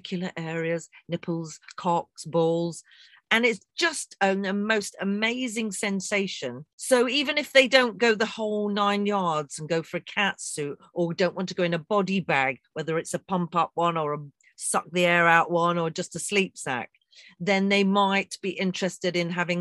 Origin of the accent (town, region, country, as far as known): England, United Kingdom